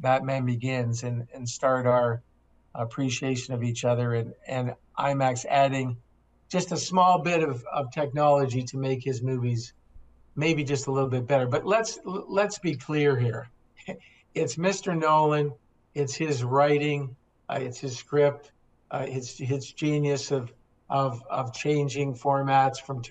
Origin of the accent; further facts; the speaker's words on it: Toronto, Ontario, Canada; I was a kid growing up in Toronto